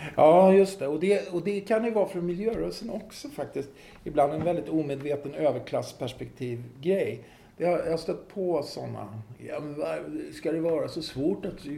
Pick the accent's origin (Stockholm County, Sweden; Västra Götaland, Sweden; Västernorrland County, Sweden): Stockholm County, Sweden; Stockholm; I Farsta där jag växte upp var det ju väldigt klassblandat